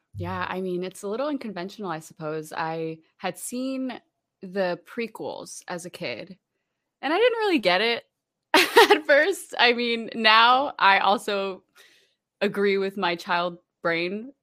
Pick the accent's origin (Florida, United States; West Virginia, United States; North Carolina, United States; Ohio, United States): Florida, United States; Orlando; also born or lived in Puerto Rico; I'm originally from Puerto Rico, uh, grew up in Orlando, Florida